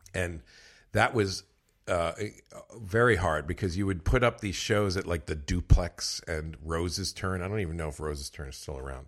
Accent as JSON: {"language": "English", "area": "Westchester", "region": "New York", "country": "United States", "tie": "born or raised there", "also_born_or_lived": "Bronx, New York", "said": "I'm from the Bronx, oh, New York, okay. and then but mostly raised in Westchester."}